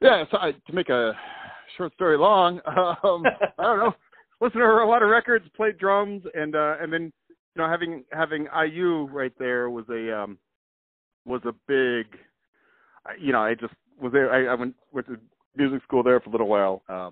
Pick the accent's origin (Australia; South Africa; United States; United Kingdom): United States; Whitehall, Indiana; also born or lived in Bloomington, Indiana; I was born in Bloomington. Sorry. And but I grew up in a tiny village called Whitehall. Actually, I grew up outside of a tiny village called Whitehall in the middle of the woods with no neighbors and no TV.